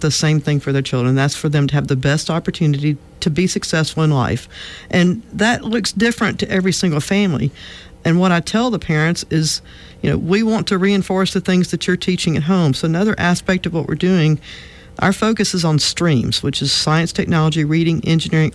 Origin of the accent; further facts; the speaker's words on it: Montgomery, Alabama, United States; also born or lived in Mobile, Alabama / Denver, Colorado; I grew up in Montgomery.